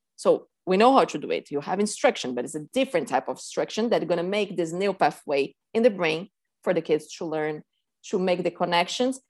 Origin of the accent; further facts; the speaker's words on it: São Paulo, Brazil; moved away as an adult; now in Key Biscayne, United States; I grew up in Sao Paulo, Brazil, and I moved here almost eight years ago.